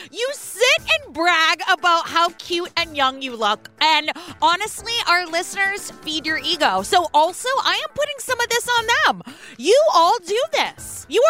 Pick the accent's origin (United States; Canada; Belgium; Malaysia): United States; San Francisco, California; My hometown of San Francisco, June 18th.